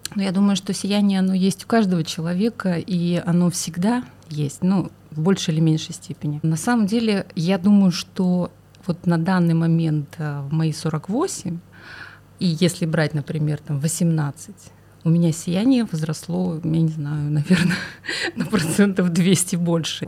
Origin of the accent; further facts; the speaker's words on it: Khabarovsk, Khabarovsk Krai, Russia; я родом из Хабаровска